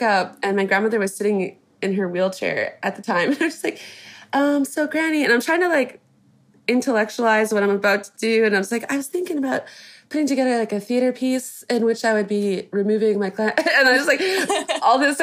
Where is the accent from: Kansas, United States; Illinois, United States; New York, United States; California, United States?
Kansas, United States; I was born in the States. I was born in Kansas